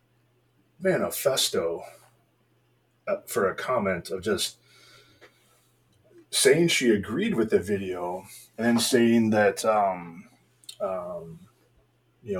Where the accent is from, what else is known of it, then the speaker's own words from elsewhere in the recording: United States; I'm an American and I'm a Christian.